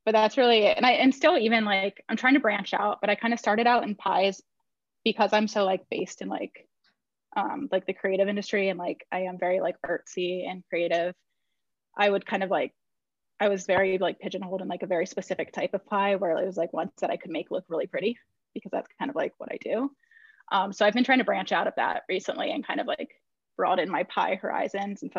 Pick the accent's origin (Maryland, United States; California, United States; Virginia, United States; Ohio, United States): Virginia, United States; Northern; now in Brooklyn, United States; I live in Brooklyn, but I grew up in Northern Virginia, like just outside of Washington, D.C.